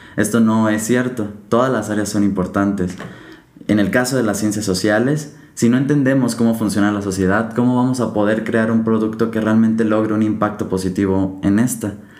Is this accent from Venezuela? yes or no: no; Mexico; como mexicanos no podemos ver